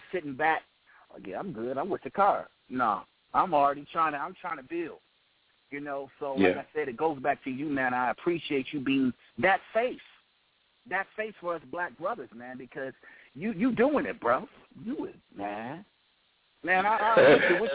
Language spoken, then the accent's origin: English; Detroit, Michigan, United States; I'm from Detroit, man, the Motown city